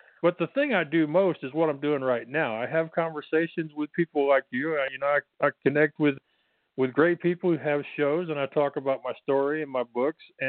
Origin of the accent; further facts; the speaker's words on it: Texas, United States; I'm from Texas, so I got the accent.